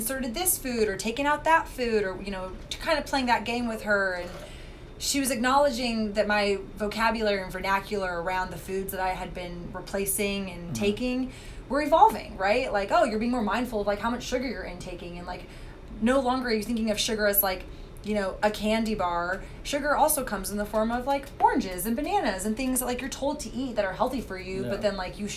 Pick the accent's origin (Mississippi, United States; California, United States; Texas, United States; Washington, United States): Texas, United States; I grew up in Texas